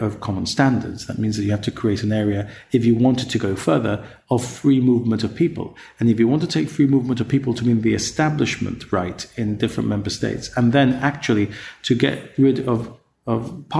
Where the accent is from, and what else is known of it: Gibraltar